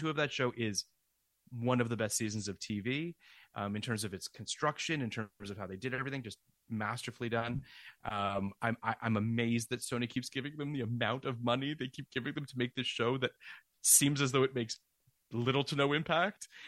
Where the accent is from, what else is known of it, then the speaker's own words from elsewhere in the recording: Canada; I'm from Canada and it's just every Canadian show that I grew up